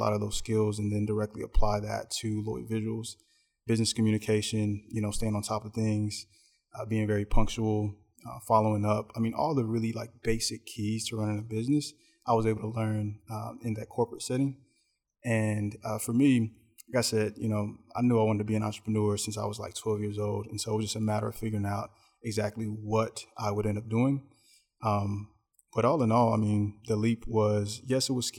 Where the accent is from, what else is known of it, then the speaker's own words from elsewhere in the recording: Greensboro, North Carolina, United States; also born or lived in New York; now in Charlotte, United States; we're originally from Greensboro and by way of New York. So I was born in New York. A lot of our family was there. Parents met there, and then they decided that they didn't want to raise us in the city. So we then migrated down to Greensboro and, you know, attended K-12 there